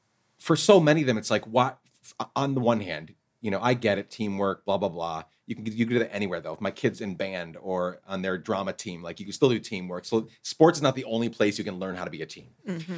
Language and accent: English; Guatemala; English is a second language; I grew up in Guatemala, like I said, playing football, the real football.